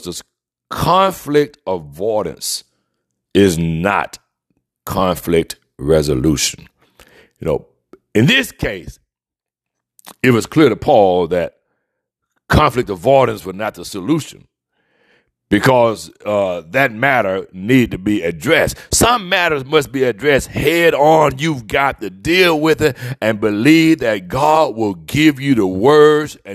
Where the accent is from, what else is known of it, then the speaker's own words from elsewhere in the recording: Mobile, Alabama, United States; growing up in the deep south where I was raised in Mobile, Alabama